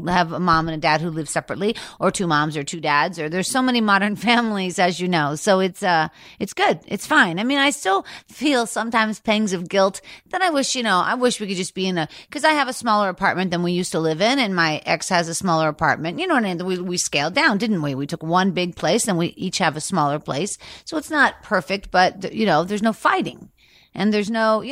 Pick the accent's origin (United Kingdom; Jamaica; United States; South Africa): United States; Pittsburgh, Pennsylvania; moved away as an adult; now in Los Angeles, United States; growing up in Pittsburgh, Pennsylvania, where I'm from, until I got to Los Angeles at the age of 31.